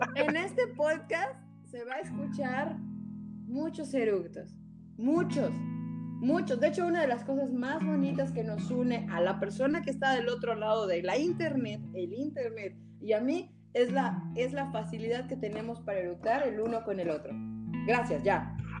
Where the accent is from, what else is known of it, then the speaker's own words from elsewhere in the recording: Yucatán, Mexico; soy yucateca